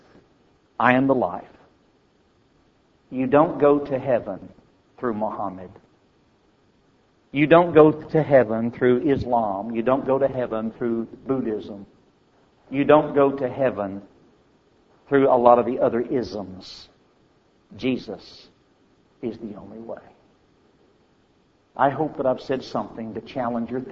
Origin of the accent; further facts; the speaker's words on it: United States; As an American